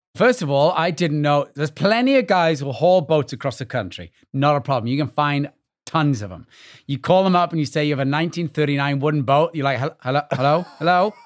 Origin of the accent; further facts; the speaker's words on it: Wales, United Kingdom; moved away as an adult; now in New York, United States; growing up in Wales